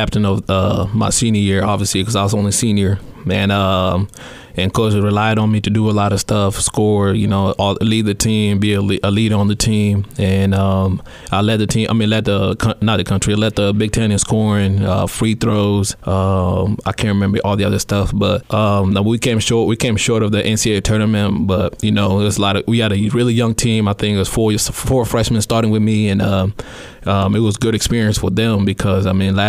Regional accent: Iowa, United States; also born or lived in South Sudan / Uganda; being a kid from Iowa, growing up in Iowa

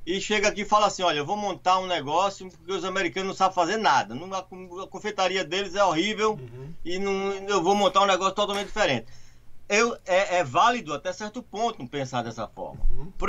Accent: São Paulo, Brazil; now in United States; Eu sou de São Paulo.

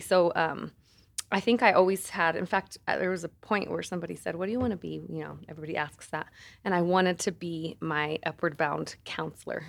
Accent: San Luis, Colorado, United States; moved away as an adult; also born or lived in Alamosa, Colorado; now in Denver, United States; I, um, am from the San Luis Valley, born and raised

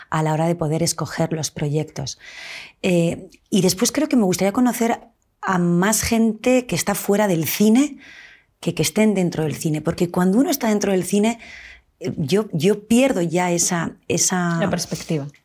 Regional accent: Cantabria, Spain; yo soy cántabra.

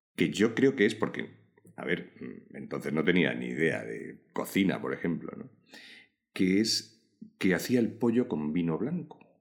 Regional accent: Toledo, Castilla-La Mancha, Spain; also born or lived in Galicia; yo nací en Toledo. Mi infancia son recuerdos de un patio de Toledo.

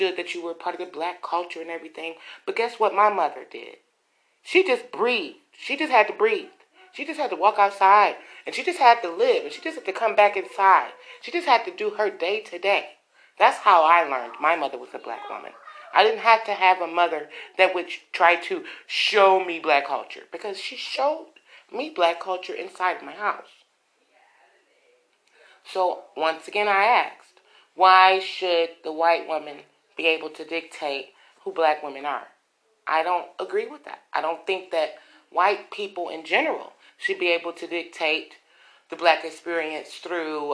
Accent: United States; we still know that we are American women

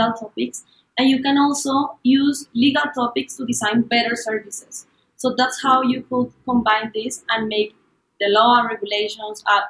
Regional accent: Colombia; I'm from Colombia

